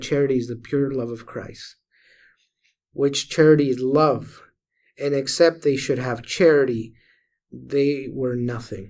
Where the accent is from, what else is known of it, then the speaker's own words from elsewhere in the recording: Venezuela; moved away; I grew up in Venezuela